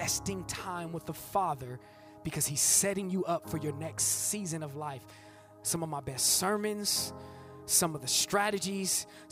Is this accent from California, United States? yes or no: yes; Bay Area, California, United States; I'm from the Bay Area. We use that, we talk about popping